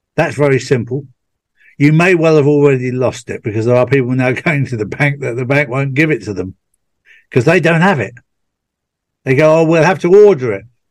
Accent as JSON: {"language": "English", "region": "England", "country": "United Kingdom", "said": "being English"}